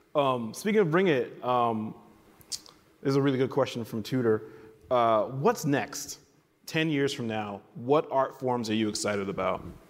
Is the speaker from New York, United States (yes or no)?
yes; New York City, New York, United States; I grew up in New York City